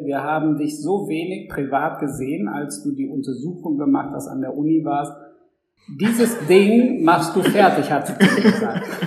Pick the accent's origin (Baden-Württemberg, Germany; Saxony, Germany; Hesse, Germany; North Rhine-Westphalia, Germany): North Rhine-Westphalia, Germany; Dortmund; als Dortmunder Jung